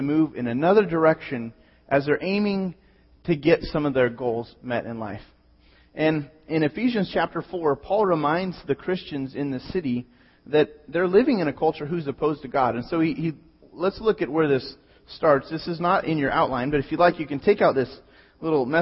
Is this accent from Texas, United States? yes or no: no; Pismo Beach, California, United States; born or raised there